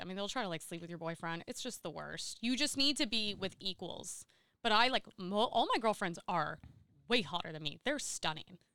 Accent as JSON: {"language": "English", "town": "Seal Beach", "region": "California", "country": "United States", "tie": "born or raised there", "said": "I grew up in Seal Beach"}